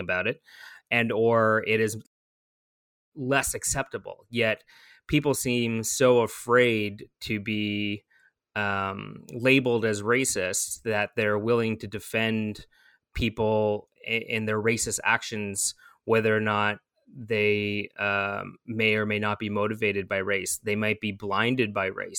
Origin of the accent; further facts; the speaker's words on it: Toronto, Ontario, Canada; I was born in East York General